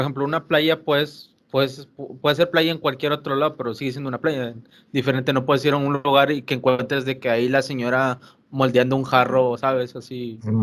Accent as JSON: {"language": "Spanish", "area": "Monterrey", "region": "Nuevo León", "country": "Mexico", "said": "nosotros somos acá regios"}